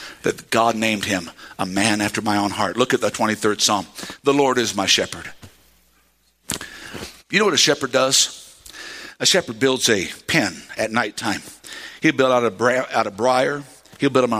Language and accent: English; United States; accent: redneck; I know some of y'all hear my accent come out sometimes